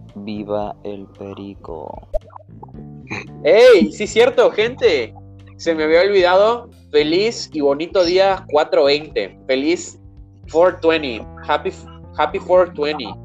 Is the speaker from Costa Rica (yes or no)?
no; Mexico; soy mexicano, oriundo, nacido, criado